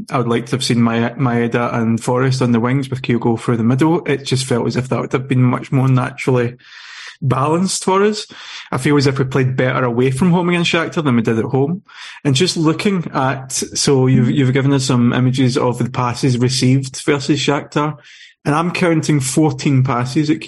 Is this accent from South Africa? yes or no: no; Norway; when I grew up in Norway